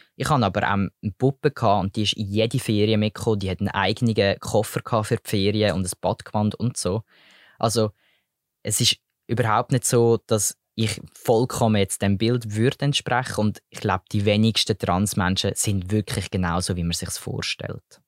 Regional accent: Switzerland; bei uns in der Schweiz

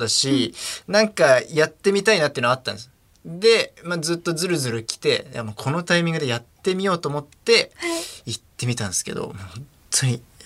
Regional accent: Tokyo, Japan; 地元に帰った

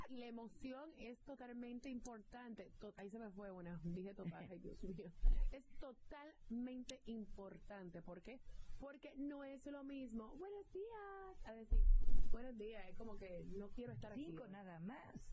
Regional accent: Puerto Rico; Soy de Puerto

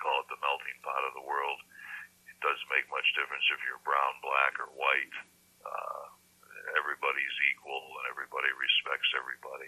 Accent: Detroit, Michigan, United States; moved away as an adult; also born or lived in Seattle / Portland / St. Louis; now in Hawaii, United States; I grew up in Detroit

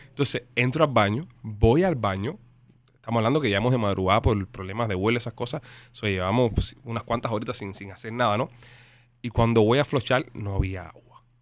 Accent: Cuba; moved away; Yo no vi una escalera de caracol desde que, vine de Cuba.

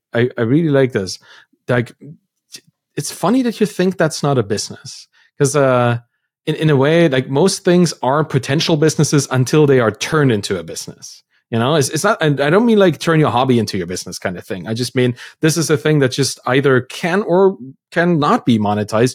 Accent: Germany; moved away; I come from Germany, a pretty, you know, bureaucratic system, and school was just the same

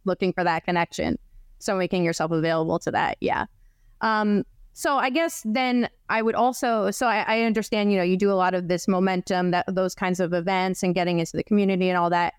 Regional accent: New Jersey, United States; I grew up in New Jersey

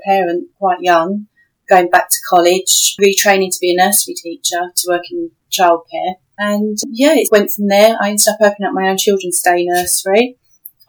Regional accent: London, United Kingdom; I grew up in Southeast London

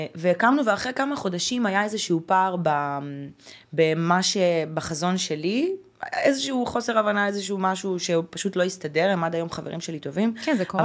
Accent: Haifa, Haifa District, Israel; moved away as an adult; also born or lived in Ukraine; אני גדלתי בקריית חיים, זה לא פריפריה, אבל זה לא אה, תל לא אביב.

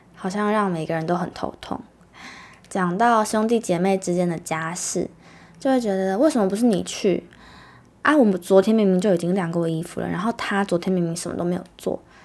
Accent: Taiwan; 我们土生土长的小孩

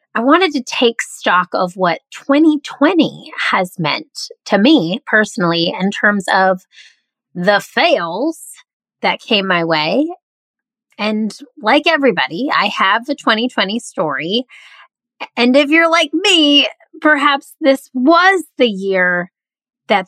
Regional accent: the South, United States; also born or lived in Midwest; now in Charleston, United States; I grew up mostly in the South, and my parents are from the Southeast. So I now live in Charleston, South Carolina

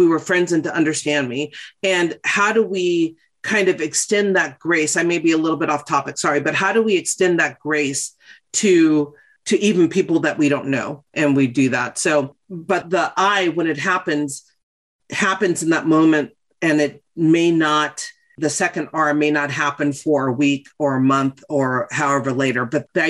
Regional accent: West Hollywood, California, United States; I grew up in West Hollywood

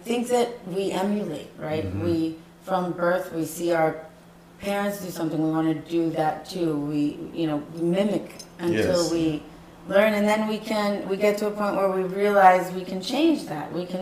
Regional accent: New Jersey, United States; Where I grew up, I grew up in New Jersey

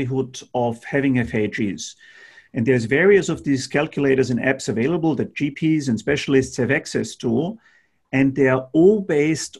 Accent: Austria; now in Australia; Middle European countries like where I come from. I'm from Austria.

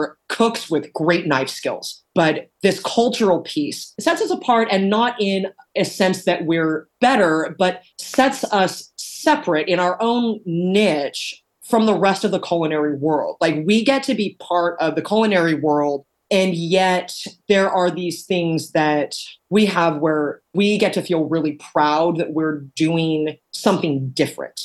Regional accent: Corvallis, Oregon, United States; also born or lived in Arizona; growing up in Corvallis, Oregon

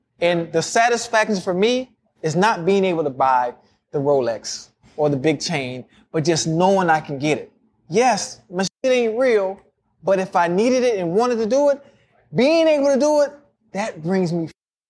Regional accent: Miami, Florida, United States; I'm from Miami. I'm from Liberty City.

